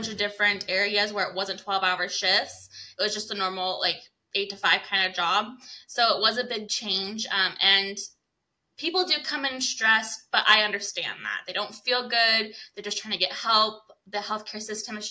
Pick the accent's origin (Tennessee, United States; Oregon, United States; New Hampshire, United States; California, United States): Oregon, United States; now in Tri-Cities, United States; I'm originally from Oregon